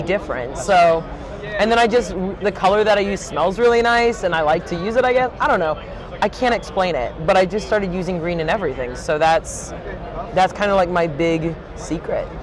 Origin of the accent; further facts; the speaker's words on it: St. Louis, Missouri, United States; I'm from St. Louis